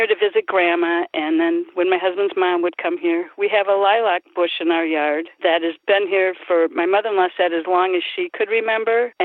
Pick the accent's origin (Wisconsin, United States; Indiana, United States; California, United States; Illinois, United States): Wisconsin, United States; Milwaukee; also born or lived in Union Grove, Wisconsin; I was born in Milwaukee, came to Union Grove, and when we got married, I came to the city here with my husband